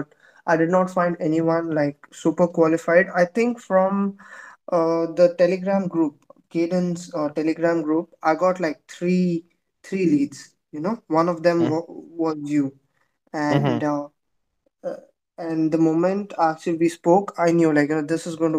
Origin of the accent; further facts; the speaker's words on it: India; I'm from India